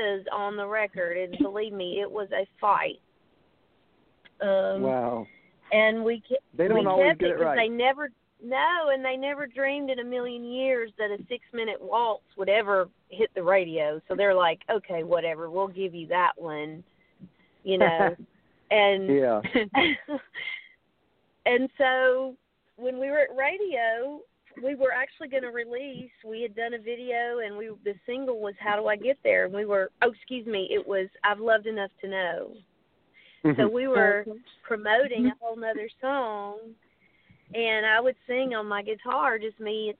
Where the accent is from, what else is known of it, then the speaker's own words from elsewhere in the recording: Nashville, Tennessee, United States; growing up in Nashville in the business